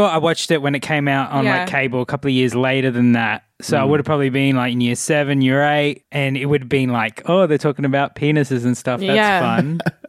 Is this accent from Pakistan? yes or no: no; Australia